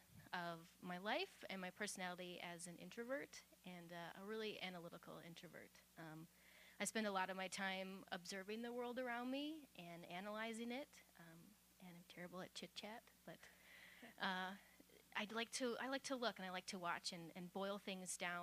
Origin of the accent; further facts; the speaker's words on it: Midwest, United States; I'm a Midwesterner